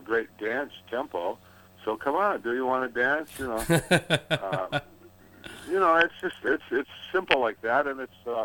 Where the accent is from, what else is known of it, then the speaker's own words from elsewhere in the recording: Detroit, Michigan, United States; I was born with my brother in Detroit City, and mom and daddy raised us